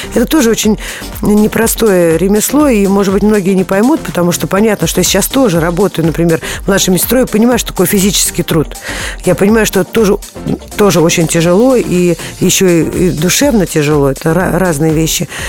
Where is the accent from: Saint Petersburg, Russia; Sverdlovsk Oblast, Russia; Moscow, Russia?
Moscow, Russia; я с детства, я москвичка